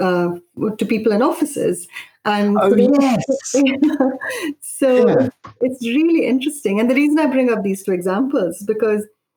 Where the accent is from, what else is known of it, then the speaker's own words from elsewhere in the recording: Mumbai, Maharashtra, India; also born or lived in Indonesia / Kerala; now in United Kingdom; I grew up in Bombay